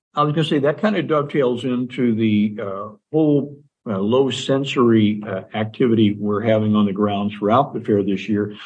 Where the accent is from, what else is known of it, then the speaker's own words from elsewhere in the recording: Indiana, United States; now in Nebraska, United States; Nebraska is the 13th uh, state in which I've lived. Uh, I grew up in Indiana